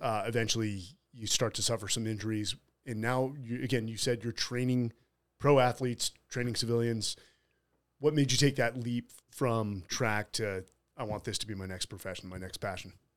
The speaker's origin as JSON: {"language": "English", "town": "San Francisco", "region": "California", "country": "United States", "said": "I'm from San Fr, San Francisco"}